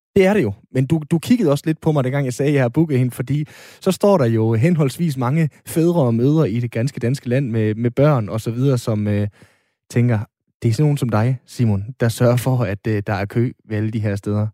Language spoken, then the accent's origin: Danish; North Jutland, North Denmark Region, Denmark; jeg er nordjyde